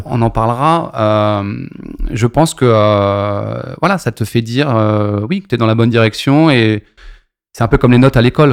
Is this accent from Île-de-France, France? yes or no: yes; Maisons-Alfort, Île-de-France, France; born or raised there; also born or lived in Lorient